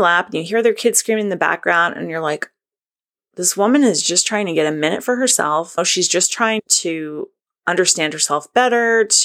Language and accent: English; Northern New England, United States; I'm from Northern New England